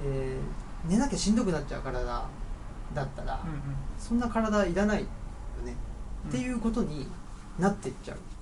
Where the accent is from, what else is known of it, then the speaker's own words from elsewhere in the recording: Urawa, Saitama, Japan; moved away as an adult; now in Higashiyoshino, Japan; 僕は埼玉県の浦和ってとこで育ったんですけど